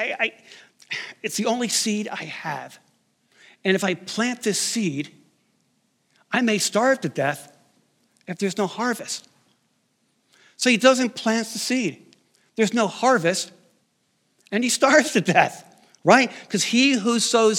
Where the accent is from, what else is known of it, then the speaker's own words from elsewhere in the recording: outside New York City, United States; I grew up outside New York City